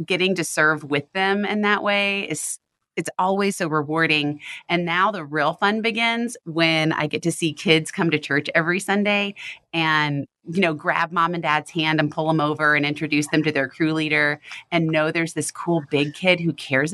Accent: the Bible Belt, United States; I grew up in the Bible Belt

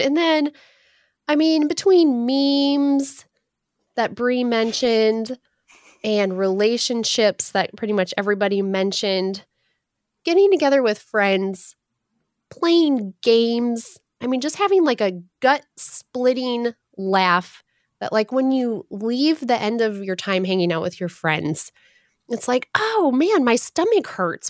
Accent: Michigan, United States; As a Michigander born and raised in Michigan

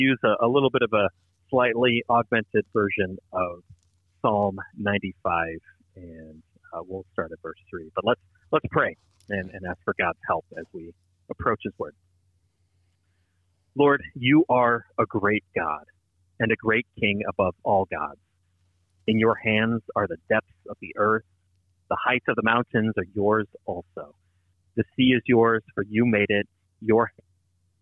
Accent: St. Louis, Missouri, United States; now in Los Angeles area, United States; Born and raised in St. Louis

